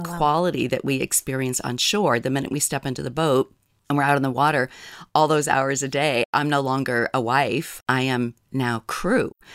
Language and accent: English; New Hampshire, United States; moved away as an adult; now in Kodiak Island, United States; I grew up in New Hampshire